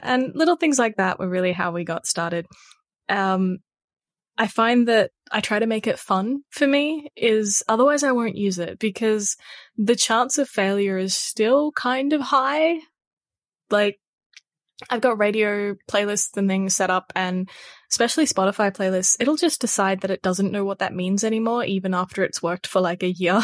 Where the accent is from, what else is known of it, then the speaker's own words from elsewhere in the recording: Australia; if you have an accent, which, you know, we all do 'cause we're all Australian